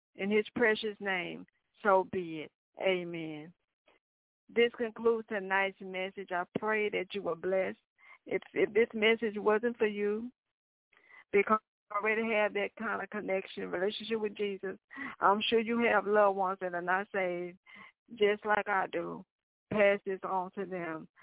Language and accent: English; the South, United States; I'm from the South.